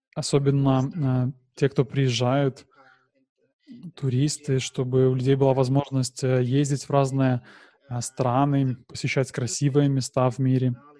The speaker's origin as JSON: {"language": "Russian", "country": "Nepal", "tie": "born or raised there", "said": "я горжусь тем, что я родился в Непале"}